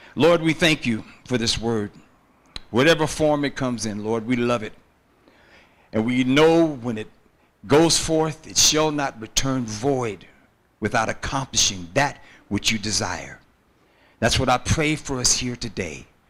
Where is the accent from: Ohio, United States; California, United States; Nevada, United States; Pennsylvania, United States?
California, United States; San Francisco; born and raised in San Francisco, uh, beautiful city